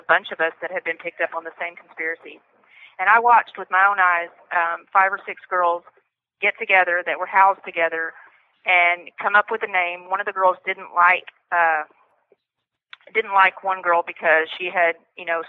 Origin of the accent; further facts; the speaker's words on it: Fort Worth, Texas, United States; I'm from Fort Worth, Texas